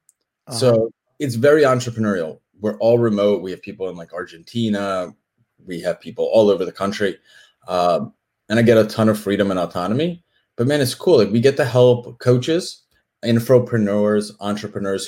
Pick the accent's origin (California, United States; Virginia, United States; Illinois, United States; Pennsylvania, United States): Pennsylvania, United States; Philadelphia; I'm from Philly